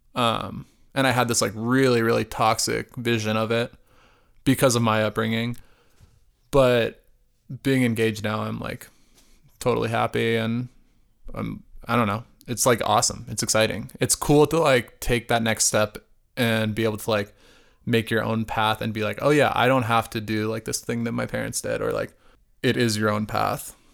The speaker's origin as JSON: {"language": "English", "region": "Arizona", "country": "United States", "tie": "born or raised there", "said": "growing up in Arizona, my family was like you know, like lower class"}